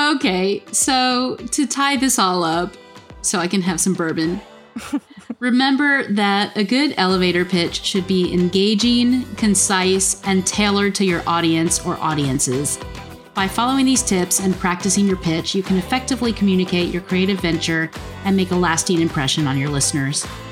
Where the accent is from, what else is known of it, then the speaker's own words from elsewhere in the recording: South Florida, United States; moved away as an adult; also born or lived in Atlanta / Kentucky; I actually grew up in South Florida